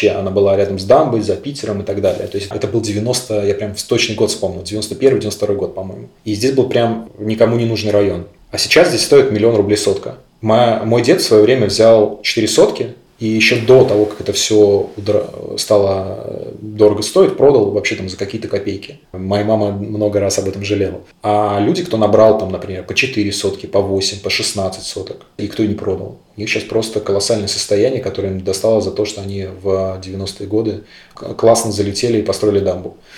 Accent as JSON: {"language": "Russian", "country": "Belarus", "said": "Блин, ну, во-первых, я белорус."}